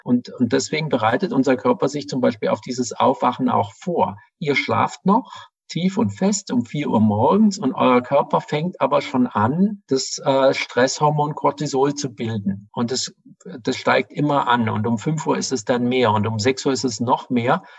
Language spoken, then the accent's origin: German; Ravensburg, Baden-Württemberg, Germany; moved away as an adult; now in Berlin, Germany; Ich komme aus Süddeutschland und wollte da weg aus der relativ kleinen, aber schönen Stadt Ravensburg